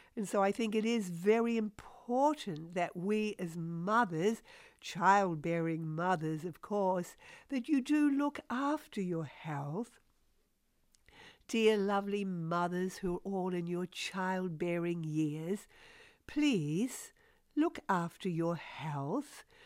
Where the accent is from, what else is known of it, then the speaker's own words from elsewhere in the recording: New Zealand; moved away as an adult; also born or lived in Australia; now in United States; I'm originally a New Zealander, although now a U S citizen